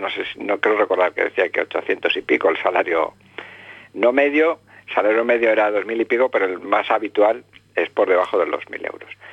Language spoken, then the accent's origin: Spanish; Spain; me he educado en la tradición católica como todo español que ha ido de, mi generación